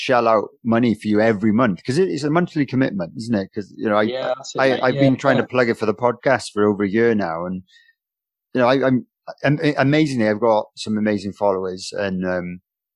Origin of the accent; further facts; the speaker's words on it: Wales, United Kingdom; being a Welshman